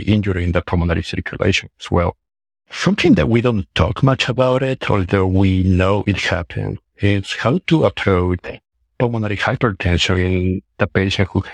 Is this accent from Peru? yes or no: yes; Peru; moved away as an adult; also born or lived in Arizona, United States / Oklahoma, United States / Stanford, United States; now in Oklahoma City, United States; I'm from Peru. I did med school in Peru, Universidad Peruana Cayetano Heredia. Then I moved to the United States to do my medical training.